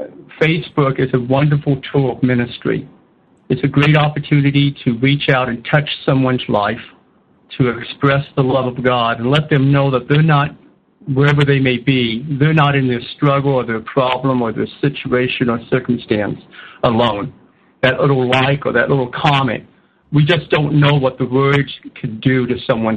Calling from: Bath, Maine, United States; I am calling from Bath, Maine.

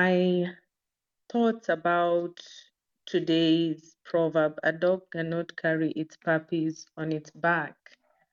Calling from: Nairobi, Kenya; I'm joining from Nairobi, Kenya

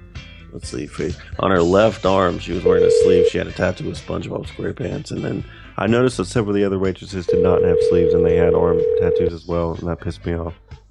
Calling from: Norcross, Georgia, United States; I'm calling from Norcross, Georgia, with the corporate office with Waffle House.

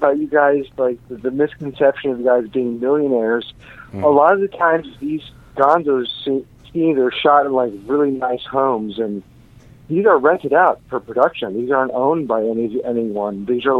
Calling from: Orlando, Florida, United States; I'm calling from Orlando, Florida.

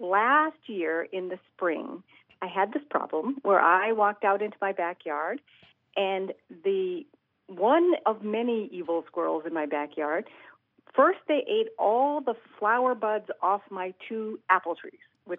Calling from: East Providence, Rhode Island, United States; I am calling from East Providence, Rhode Island.

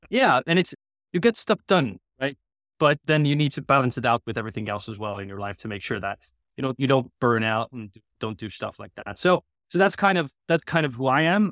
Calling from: Tallinn, Harju County, Estonia; I'm calling in from Tallinn, Estonia, where our, you know, unofficial but kind of official H Q is these days

